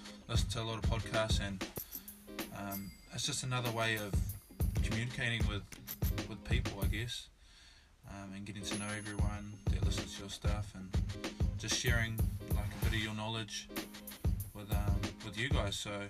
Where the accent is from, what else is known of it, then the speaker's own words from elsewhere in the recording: Palmerston North, Manawatū-Whanganui, New Zealand; moved away as an adult; also born or lived in Hamilton, New Zealand; now in Australia; I was born in Palmerston North and brought up there pretty much till I went to high school, about 14, and then moved to Hamilton